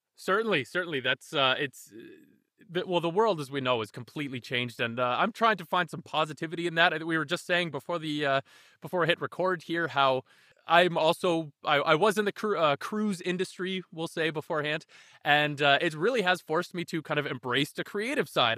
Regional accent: Canada; we're Canadian ourselves

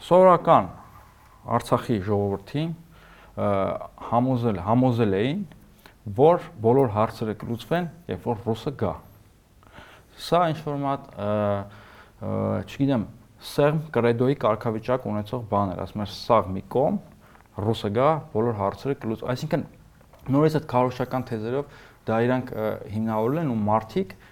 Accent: Yerevan, Armenia; Ես մի Երևանցի եմ

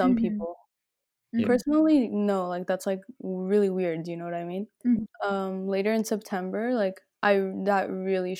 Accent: California, United States; we're all from California

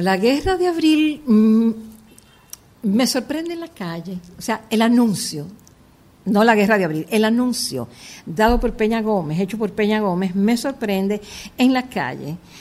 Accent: Santo Domingo, Distrito Nacional, Dominican Republic; also born or lived in Cuba / Paris, France / New York, United States; yo nací en Villa Francisca, por ahí y después ya eh, nos mudamos a Villajuana

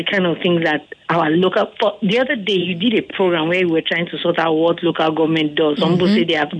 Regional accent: Edo, Nigeria; I'm from Edo State.

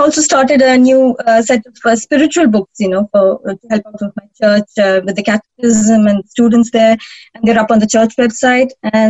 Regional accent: India; moved away as an adult; now in United Kingdom; Oh, well, I'm from India, actually, and I only moved to UK in 2016.

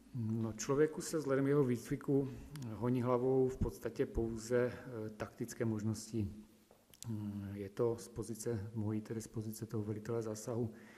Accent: Slatina, Nový Jičín District, Moravian-Silesian Region, Czechia; dobrovolným hasičem jsem od malička, eh, vlastně u nás ve Slatně na Novojčínsku

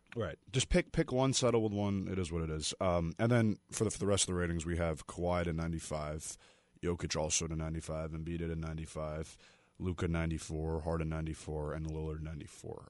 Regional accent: New York, United States; I'm from New York

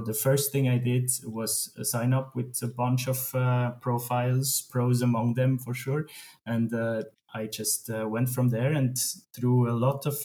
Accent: Switzerland; I grew up in Switzerland, and we have an amazing education system

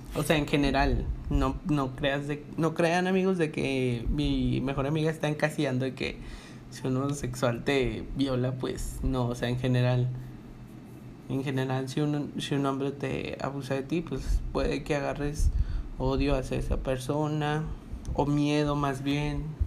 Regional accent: Monterrey, Nuevo León, Mexico; de aquí de donde somos nosotros dos, de Monterrey, Nuevo León

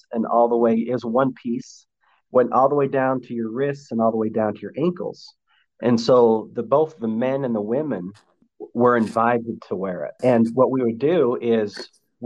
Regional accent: Salt Lake Valley, Utah, United States; I was raised in the Salt Lake Valley

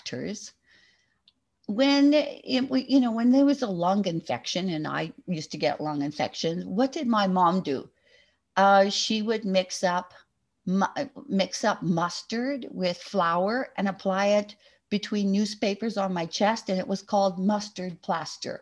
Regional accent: Oakburn, Manitoba, Canada; I was born in Oak Bryn, Manitoba. On a farm. I didn't spend all my life on the farm, but we always had a farm when I was growing up.

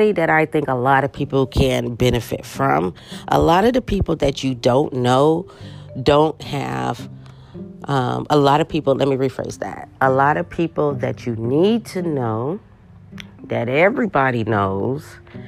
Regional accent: Los Angeles, California, United States; moved away as an adult; now in Las Vegas, United States; Los Angeles because that's my hometown.

